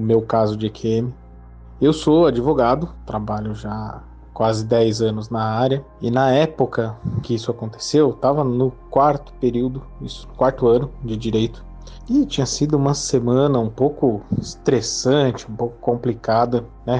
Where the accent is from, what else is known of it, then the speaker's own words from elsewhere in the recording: Atibaia, São Paulo, Brazil; sou da cidade de Atibaia, interior de São Paulo